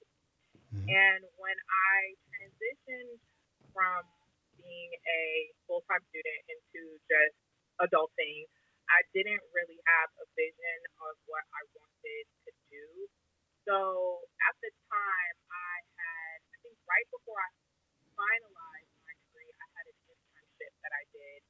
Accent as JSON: {"language": "English", "town": "Omaha", "region": "Nebraska", "country": "United States", "moved": "as an adult", "lives_now": "Santa Clarita, United States", "said": "I am from Omaha, Nebraska. I'm currently living in Santa Clarita, California. I moved here about 5 years ago"}